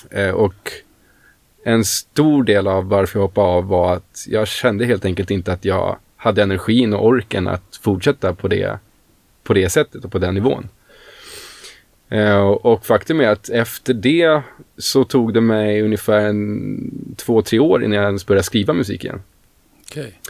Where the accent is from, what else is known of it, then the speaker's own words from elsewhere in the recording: Stockholm, Stockholm County, Sweden; Jag kommer ju från Stockholm, född och uppvuxen i Stockholm.